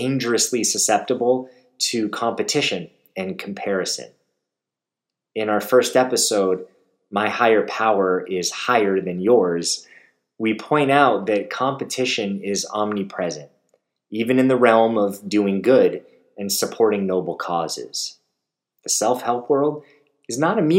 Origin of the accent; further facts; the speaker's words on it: Beverly Hills, California, United States; I hail from Beverly Hills, California